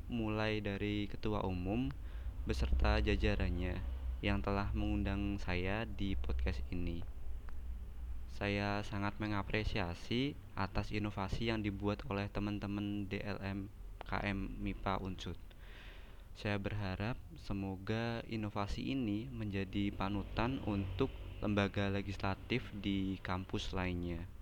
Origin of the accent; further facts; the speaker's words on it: Semarang, Central Java, Indonesia; saya asli Semarang